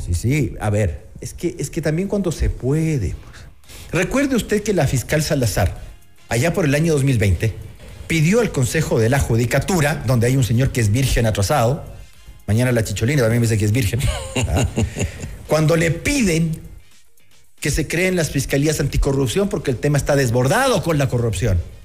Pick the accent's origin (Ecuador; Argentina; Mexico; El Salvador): Ecuador; los ecuatorianos